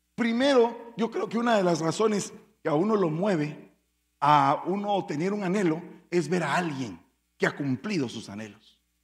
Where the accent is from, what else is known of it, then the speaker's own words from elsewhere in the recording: Guatemala; como dirían en mi pueblo, en buen caló chapín